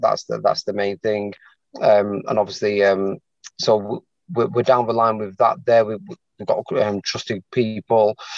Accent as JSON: {"language": "English", "town": "Manchester", "region": "North West England", "country": "United Kingdom", "tie": "born or raised there", "moved": "as an adult", "lives_now": "London, United Kingdom", "said": "born and bred in Manchester, um, but then I've moved down to London just over a year now to be with my partner"}